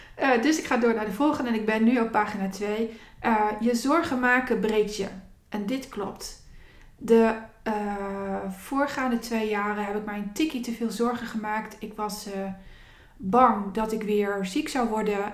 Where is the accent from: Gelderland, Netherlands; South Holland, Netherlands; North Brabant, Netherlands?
Gelderland, Netherlands; Zutphen; de wijken waar ik ben opgegroeid. Daar was groot dromen ja, niet. Eh, het was geen dagelijks kost. En ehm, eh, mensen die in deze wijk opgroeiden, wijken. Ik heb alle achterstandswijken van Zutphen gehad